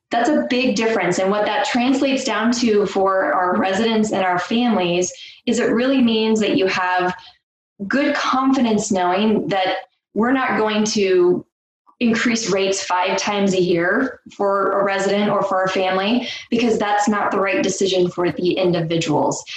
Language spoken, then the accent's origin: English; Nebraska, United States; moved away as an adult; I'm born and raised in Nebraska. I've lived all over the country. Uh, I've moved around and then decided that I wanted to come back to my roots